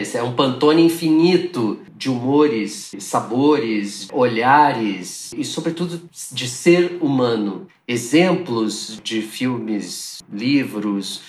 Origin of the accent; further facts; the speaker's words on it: Curitiba, Paraná, Brazil; nos anos 80, em Curitiba, onde eu nasci.